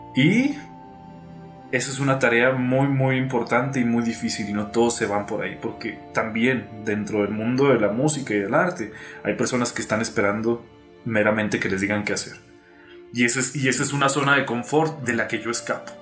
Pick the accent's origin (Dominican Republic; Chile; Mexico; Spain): Mexico; Cuauhtémoc, Chihuahua; also born or lived in Mexico City; soy de aquí de Ciudad Cuauhtémoc, Chihuahua